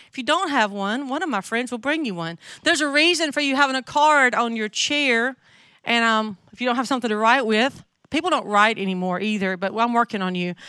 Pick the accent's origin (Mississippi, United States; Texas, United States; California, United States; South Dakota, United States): Mississippi, United States; North; accent: southern; now in Jackson, United States; I grew up in North Mississippi